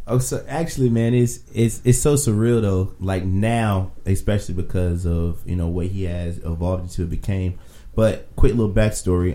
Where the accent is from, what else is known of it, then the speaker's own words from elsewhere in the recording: Virginia, United States; I'm from Virginia